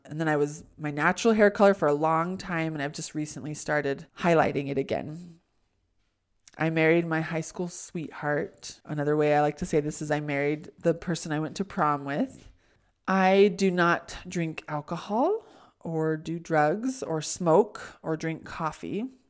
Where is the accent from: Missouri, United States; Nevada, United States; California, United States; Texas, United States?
California, United States; I was born in California.